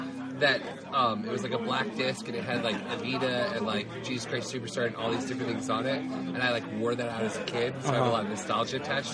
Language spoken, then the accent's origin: English; Florida, United States; I'm from Florida